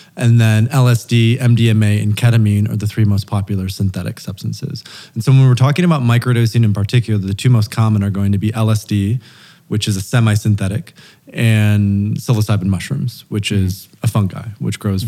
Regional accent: Grand Rapids, Michigan, United States; moved away as an adult; also born or lived in Turkey / Thailand / Portugal / Oaxaca; I was raised in Grand Rapids, Michigan

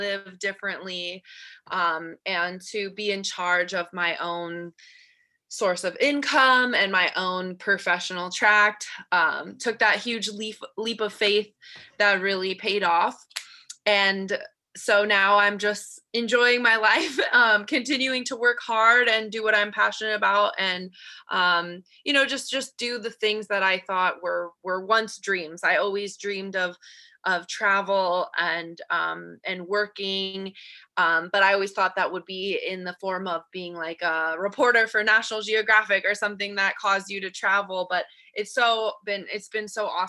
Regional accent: Colorado, United States; moved away as an adult; also born or lived in California; So I am originally from Colorado. I moved to California for college

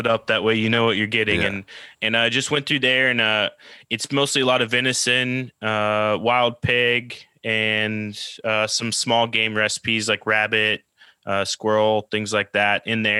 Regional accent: Oklahoma, United States; moved away as an adult; also born or lived in New Orleans, Louisiana / California; I, I grew up in Oklahoma, like middle of the country, the U.S.

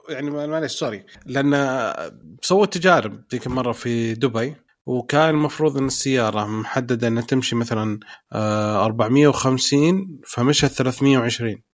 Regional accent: Saudi Arabia; عندنا في السعودية

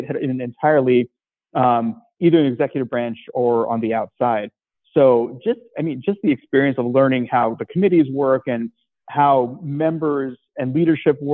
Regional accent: Seattle suburbs, Washington, United States; also born or lived in India / Atlanta; growing up in the Seattle suburbs

